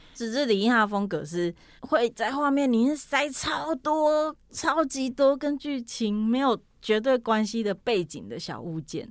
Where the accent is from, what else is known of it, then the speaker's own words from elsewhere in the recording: Pingtung County, Taiwan; moved away as an adult; now in Taipei, Taiwan; 我小时候在屏东念书，然后大学的时候上来台北